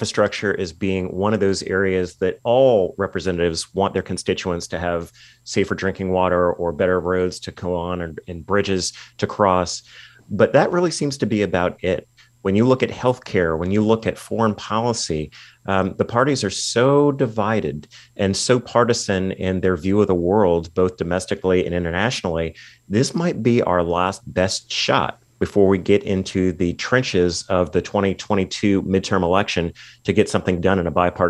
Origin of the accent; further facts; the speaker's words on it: California, United States; my home state of California